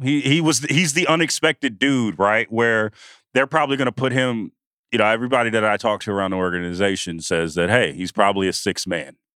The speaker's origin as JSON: {"language": "English", "area": "the Bay Area", "region": "California", "country": "United States", "said": "I'm from the Bay"}